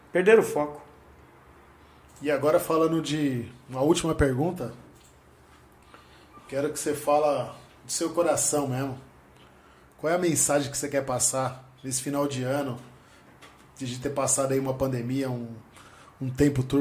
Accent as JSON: {"language": "Portuguese", "country": "Brazil"}